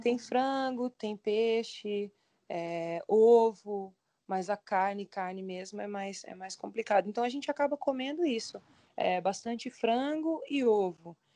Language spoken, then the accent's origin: Portuguese; Brazil; moved away as an adult; now in China; eu sou brasileira